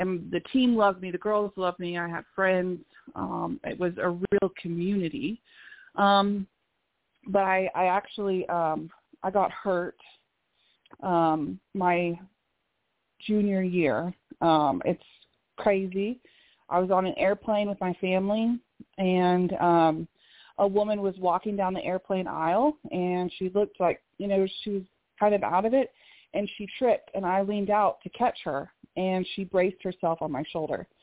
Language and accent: English; Oklahoma City, Oklahoma, United States; originally from Oklahoma City, Oklahoma